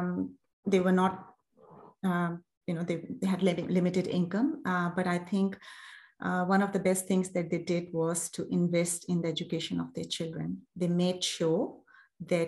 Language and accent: English; Islamabad, Islamabad Capital Territory, Pakistan; moved away as an adult; now in Australia; I'm originally from Pakistan. I was brought up in Islamabad, and Islamabad is the capital city, and it's my hometown. I spent the first 25 years of my life in Islamabad.